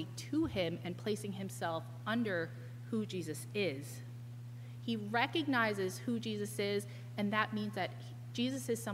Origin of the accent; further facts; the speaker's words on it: New York, United States; as a New Yorker